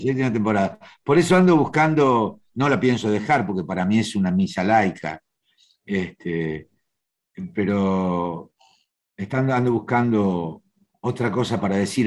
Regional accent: Buenos Aires, Argentina; nací en el barrio judío, en el corazón de Once.

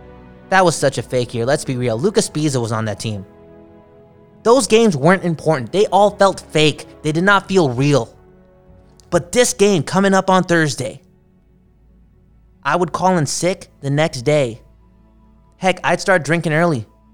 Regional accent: Vancouver, British Columbia, Canada; I'm really from the city of Vancouver.

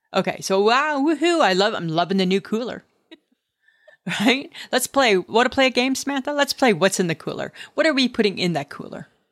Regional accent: Stayner, Ontario, Canada; I grew up in Staynor, Ontario, and Staynor, Ontario is the, our trademark was the town of friendly people

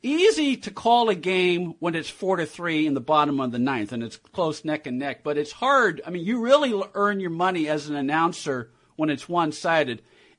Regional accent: San Francisco, California, United States; moved away as an adult; now in Los Angeles, United States; I grew up in San Francisco, so I grew up on the other side of the rivalry.

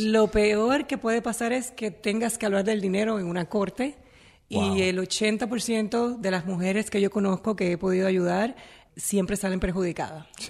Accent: Naranjito, Puerto Rico; yo vengo de Naranjito, de un pueblito que uno no vas a conocer nunca porque no, no vas a hacer nada nunca allí en Puerto Rico

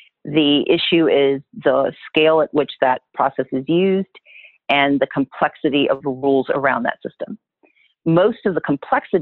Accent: Wisconsin, United States; also born or lived in Mississippi; now in Georgia, United States; I was born in Wisconsin. I still have family there. My family's originally from Mississippi

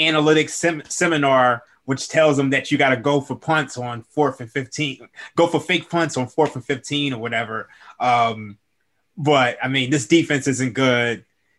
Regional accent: Philadelphia, Pennsylvania, United States; First things first, I am a Cowboys fan, even though I am from Philly.

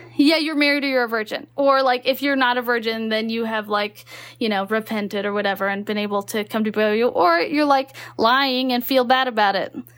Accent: Texas, United States; moved away; also born or lived in Utah; I grew up in Texas

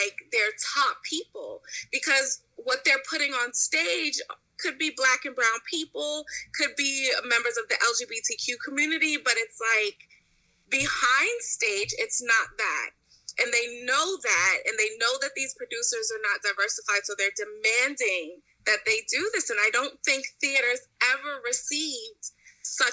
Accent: New York City, New York, United States; I grew up in New York City

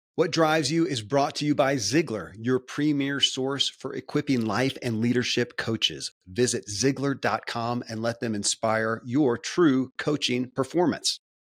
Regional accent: Kentucky, United States; I grew up in Kentucky, where horse racing and bourbon are famous

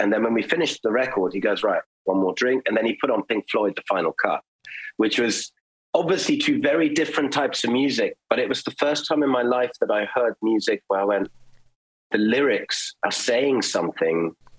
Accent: Germany; And I grew up in Germany, so they would play these old German folk songs and I would just run around and clap my hands.

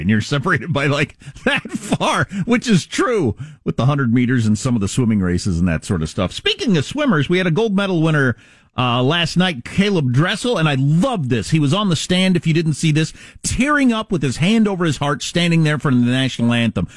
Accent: Wisconsin, United States; I grew up in Wisconsin, the freaking dairy state

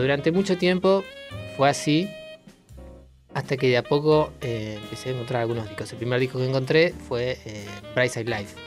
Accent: General Roca, Río Negro, Argentina; Yo soy del sur, del Río Negro, General Roca ahí a 30 kilómetros de Neuquén

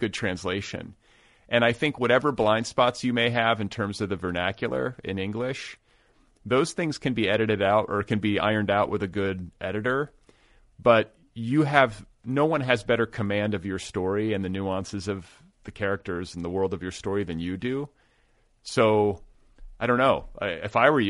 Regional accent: United States; I'm an American, like a monolingual American

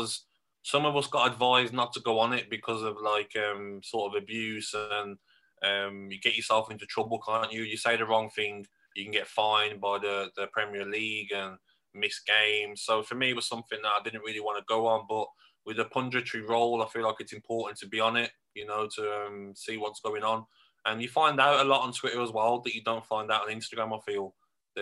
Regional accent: Birmingham, West Midlands, United Kingdom; accent: Brummy; my accent, the Brummy accent

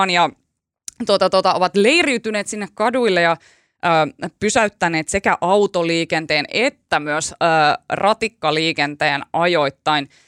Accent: Turku, Southwest Finland, Finland; mä oon Turusta

